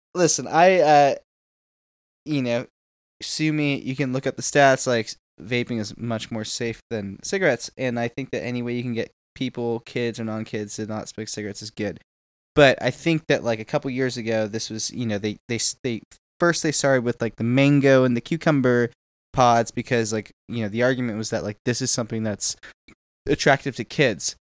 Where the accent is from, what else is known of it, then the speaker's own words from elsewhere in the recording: Houston, Texas, United States; My hometown of Houston, Texas